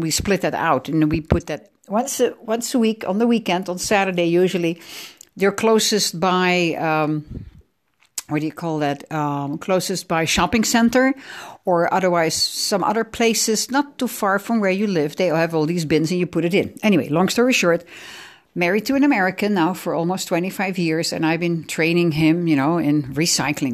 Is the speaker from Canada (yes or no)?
no; The Hague, South Holland, Netherlands; born or raised there; English is a second language; also born or lived in Amsterdam